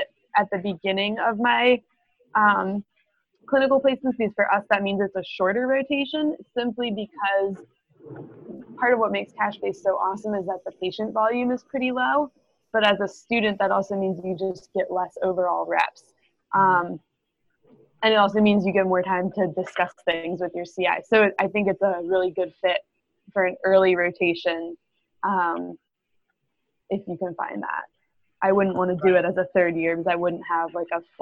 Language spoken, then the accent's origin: English; Maryland, United States; moved away; I'm actually from Maryland